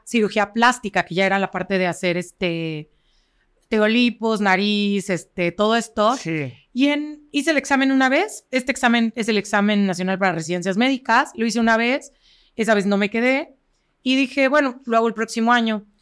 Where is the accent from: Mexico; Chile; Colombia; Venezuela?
Mexico; Cuernavaca, Morelos; soy de aquí de Cuernavaca, toda mi vida he estado en Cuernavaca, he estudiado en todas las escuelas de Cuernavaca